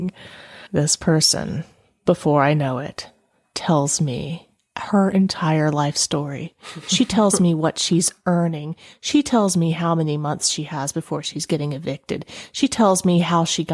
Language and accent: English; the South, United States; I was raised in the South